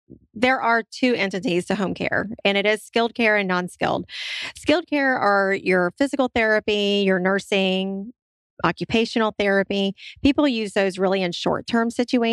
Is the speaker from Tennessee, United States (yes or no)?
yes; Memphis, Tennessee, United States; moved away as an adult; also born or lived in Santa Rosa County, Florida; I did a little bit of inner city in Memphis, Tennessee, because that's where my hometown is